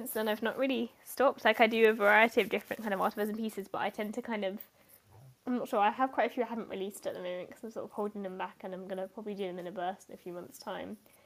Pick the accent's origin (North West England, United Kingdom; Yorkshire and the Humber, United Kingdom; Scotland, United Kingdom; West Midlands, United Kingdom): Yorkshire and the Humber, United Kingdom; I grew up in North Yorkshire